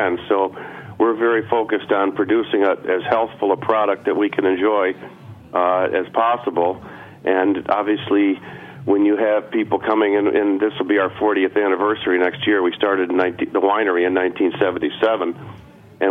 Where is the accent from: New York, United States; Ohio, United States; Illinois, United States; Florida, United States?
New York, United States; Finger Lakes; we're from the Finger Lakes